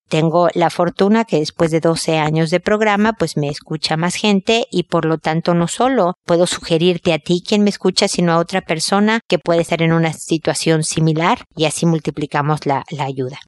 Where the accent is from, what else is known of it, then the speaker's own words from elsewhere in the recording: Mexico; como decimos en México